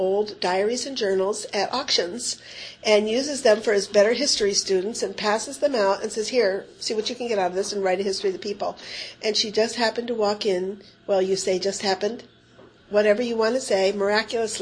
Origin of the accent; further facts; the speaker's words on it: Tioga County, Pennsylvania, United States; moved away; I'm from Tioga County, Pennsylvania, which is some 300 to 400 miles from Annandale, Virginia